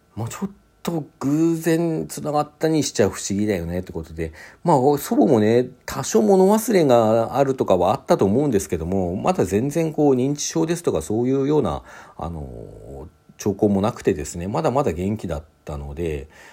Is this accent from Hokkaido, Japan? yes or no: yes; Sapporo, Hokkaido, Japan; also born or lived in Hakodate; 当時私ですね、札幌に住んでおりまして、ただ生まれは函館だったんですね。生まれは函館で小学校3年生まで函館にいて、えー、4年生から札幌にこう転校してね札幌で過ごしていた